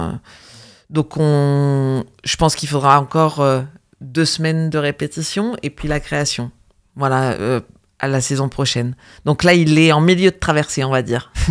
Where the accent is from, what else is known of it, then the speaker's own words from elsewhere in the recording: Normandy, France; j'ai vécu mon enfance en Normandie